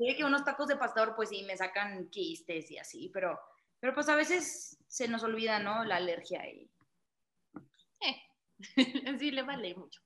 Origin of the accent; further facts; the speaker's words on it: Monterrey, Nuevo León, Mexico; yo soy de Monterrey